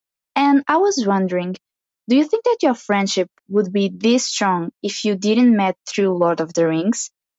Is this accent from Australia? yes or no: no; Portugal; I'm from Portugal.